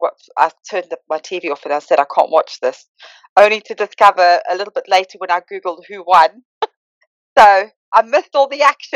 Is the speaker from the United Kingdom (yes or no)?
no; South Africa; Very proud South African.